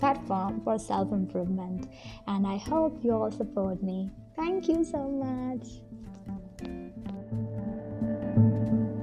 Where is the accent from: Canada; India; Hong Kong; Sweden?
India; I'm from India